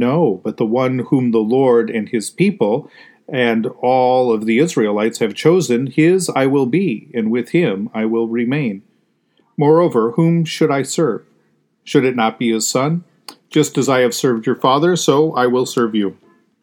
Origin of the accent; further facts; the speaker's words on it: United States; As Christians, even as American Christians